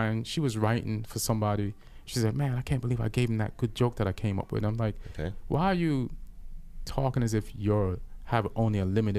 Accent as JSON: {"language": "English", "region": "England", "country": "United Kingdom", "tie": "born or raised there", "said": "I grew up in England. There was drinks there in the house."}